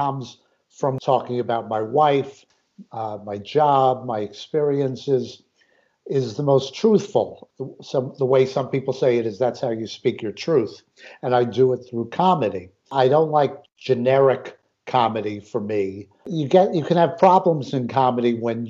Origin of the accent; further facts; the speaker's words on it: Great Neck, New York, United States; moved away as an adult; now in Silver Spring, United States; I grew up in Great Neck, not far, I think, from Mr. Tony in Newsday territory